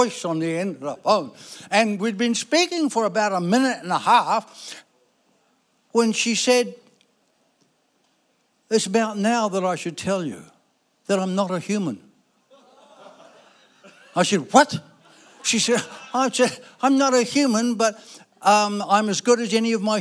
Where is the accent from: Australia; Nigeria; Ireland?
Ireland; I was born in Ireland, you know, sorry, Irish people, but, you know, so I'm Irish.